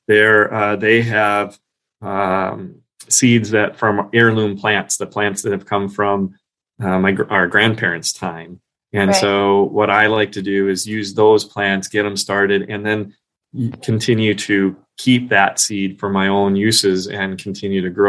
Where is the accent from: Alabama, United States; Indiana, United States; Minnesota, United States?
Minnesota, United States; now in Long Island, United States; I was from Minnesota. We have similar native plants